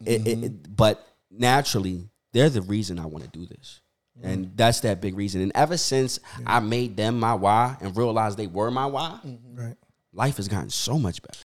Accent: Philadelphia, Pennsylvania, United States; I grew up uh, born and raised in Philly

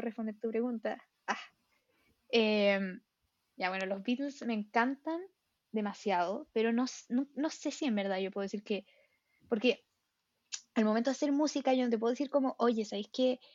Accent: Santiago, Santiago Metropolitan Region, Chile; Soy santiaguina

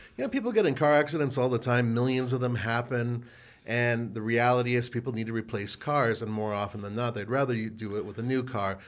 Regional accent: California, United States; I grew up in California where we had the Rose Parade

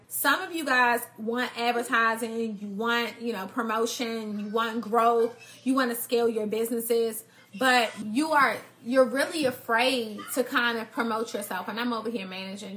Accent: Washington, District of Columbia, United States; I grew up in Northeast DC.

